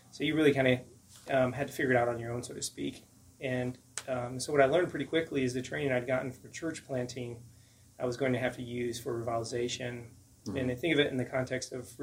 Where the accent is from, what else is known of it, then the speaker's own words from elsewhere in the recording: Omaha, Nebraska, United States; moved away as an adult; also born or lived in rural southwest Iowa; now in Fort Worth, United States; born and raised in Omaha, Nebraska